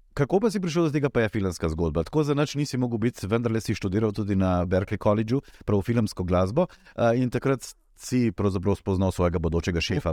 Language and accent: Slovenian; Slovenia